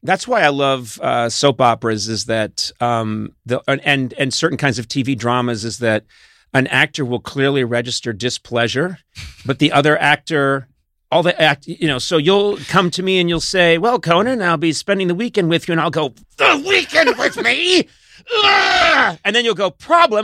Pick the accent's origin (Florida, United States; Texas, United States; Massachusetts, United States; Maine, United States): Massachusetts, United States; Boston; I come from Boston, Massachusetts